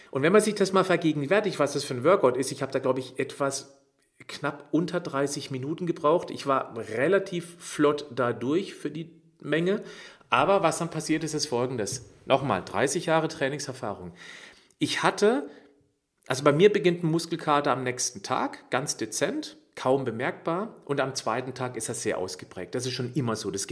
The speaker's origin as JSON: {"language": "German", "town": "Freiburg", "region": "Baden-Württemberg", "country": "Germany", "tie": "born or raised there", "said": "Gott sei Dank hier in Freiburg, in, meinem, in meiner Heimatstadt."}